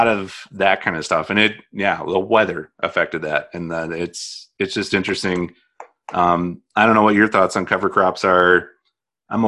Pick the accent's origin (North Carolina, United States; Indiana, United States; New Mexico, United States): Indiana, United States; moved away; I'm from Indiana